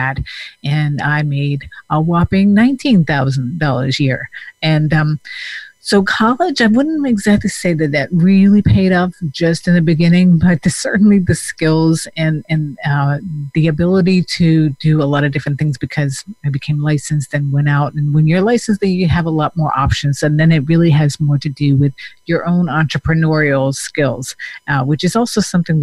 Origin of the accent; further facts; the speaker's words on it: Denmark; moved away as an adult; I also came from another country. So I came from Denmark, and when I was 21, I came by myself.